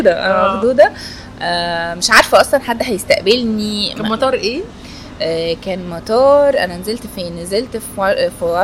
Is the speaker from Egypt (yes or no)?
yes; Egypt; انا كنت الوحيده من مصر